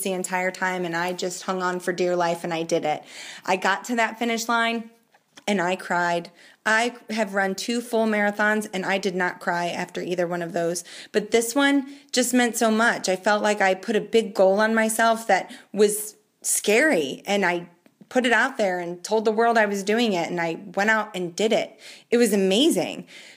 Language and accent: English; Akron, Ohio, United States; I'm from Akron, Ohio